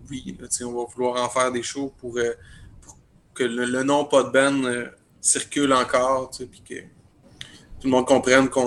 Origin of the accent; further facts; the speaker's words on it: Rivière-du-Loup, Quebec, Canada; moved away as an adult; now in Quebec City, Canada; moi, je suis natif de Rivière-du-Loup, mais je travaille à Québec euh, depuis. Euh, ça. va faire cinq ans.